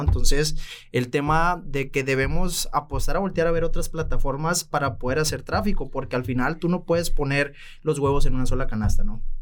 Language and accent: Spanish; Los Mochis, Sinaloa, Mexico; cuento con mi propia agencia eh, en mi ciudad natal, Los Mochis, Sinaloa